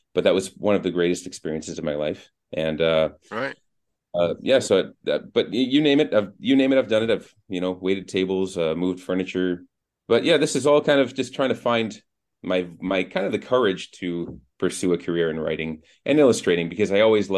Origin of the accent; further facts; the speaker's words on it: Boston, Massachusetts, United States; also born or lived in Florida / New York City; now in Istanbul, Turkey; I'm from Boston, Massachusetts originally. That's where I was born and raised.